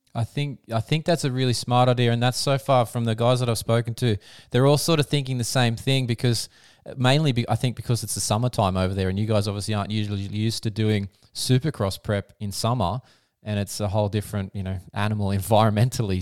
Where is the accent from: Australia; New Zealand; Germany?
Australia; I'm an Aussie